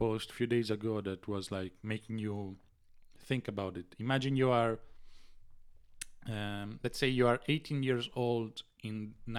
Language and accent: English; Italy; born there; English is a second language; But if you are in Italy, like me, I was born in 97 in Italy.